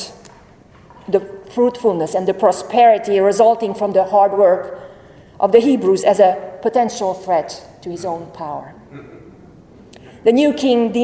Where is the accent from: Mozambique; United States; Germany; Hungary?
Hungary; moved away; I am from Hungary